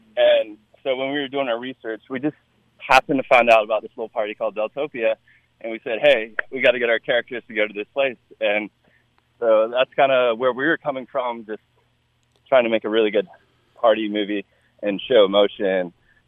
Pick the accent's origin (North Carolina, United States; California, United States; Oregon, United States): North Carolina, United States; So I'm from North Carolina originally, so every spring break you go to Myrtle Beach, and that's how you roll.